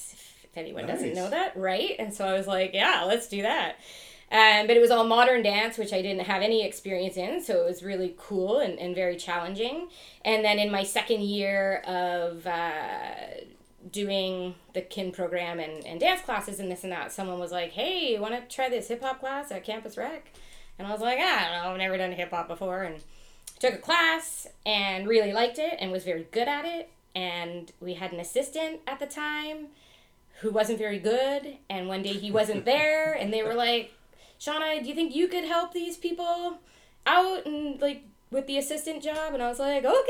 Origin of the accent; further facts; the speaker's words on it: Ottawa, Ontario, Canada; now in Lambeth, Canada; I'm from Ottawa originally. That's where I grew up